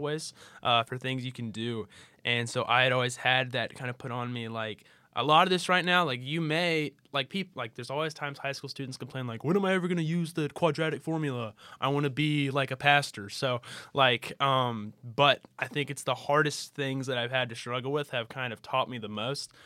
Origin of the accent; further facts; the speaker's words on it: Birmingham, Alabama, United States; I'm from Birmingham, And so when I was going to college in Birmingham